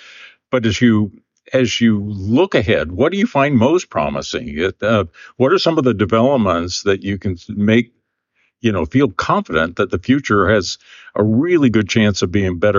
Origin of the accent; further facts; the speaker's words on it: Corn Belt, United States; And for many of us that, like I grew up in the Corn Belt